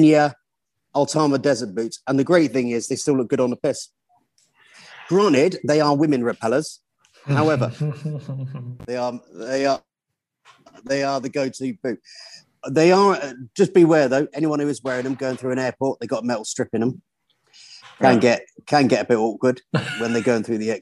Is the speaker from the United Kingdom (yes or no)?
yes; St Austell, South West England, United Kingdom; I was born in St Ozzel, Cornwall.